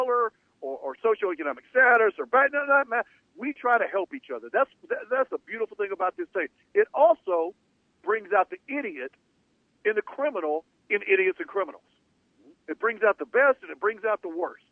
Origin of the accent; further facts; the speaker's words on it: Monroe, Louisiana, United States; I'm from the South. I'm from Monroe, Louisiana